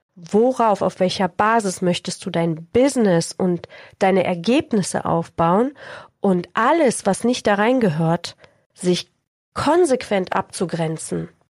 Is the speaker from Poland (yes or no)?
yes; Poland; moved away; Ich bin 1976 in Polen geboren, in der Zeit der Diktatur und des Kommunismus